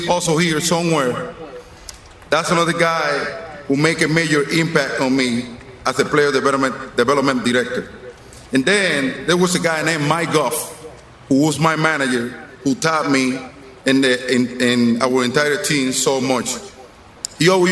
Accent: Dominican Republic; moved away as an adult; now in United States; before the Red Sox, before the Twins, I was just a kid playing ball in the Dominican Republic

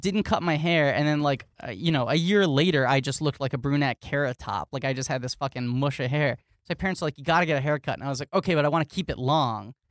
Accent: New York City, New York, United States; I grew up in New York City

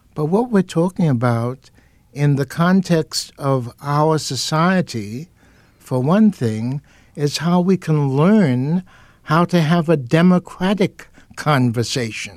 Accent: New York City, New York, United States; I was born and raised in Harlem and the South Bronx in New York.

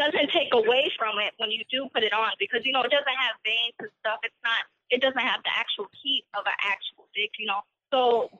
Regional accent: Minnesota, United States; I'm from Minnesota. Dope. I'm 21 years old.

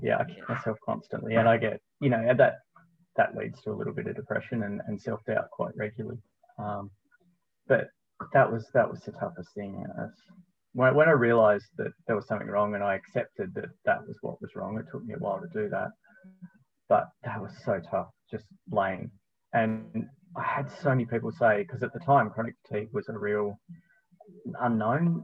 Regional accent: Tasmania, Australia; also born or lived in Melbourne / Spain; I'm born and bred Tasmanian

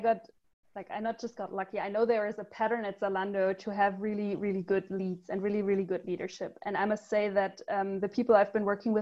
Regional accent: Germany; also born or lived in United States / Ghana / Cambodia; So I'm German. I was born in Germany. I grew up in Germany, but I had some breaks where I was living abroad in the US, in Ghana, and Cambodia.

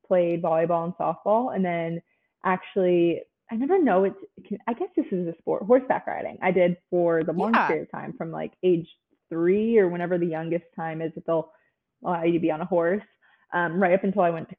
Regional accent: New Jersey, United States; moved away as an adult; now in Nashville, United States; I was born and raised in the same town that I grew up in my whole life for 18 years. I'm actually from New Jersey

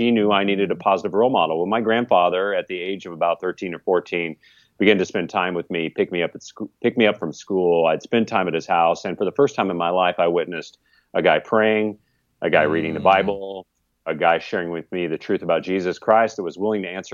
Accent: California, United States; I just had a tragic train wreck of a family growing up in California

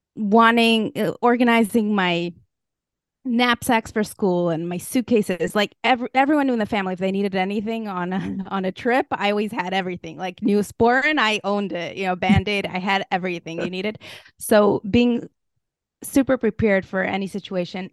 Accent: Moscow, Russia; moved away; I grew up in Moscow, Russia.

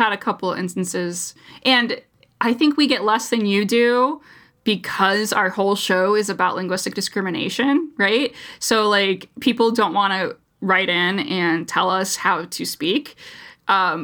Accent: United States; as an American, through and through

